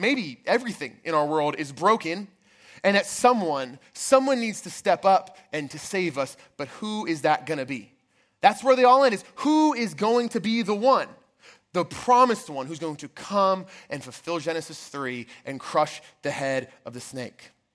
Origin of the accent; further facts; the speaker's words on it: outside of Baltimore, Maryland, United States; I grew up outside of Baltimore, Maryland.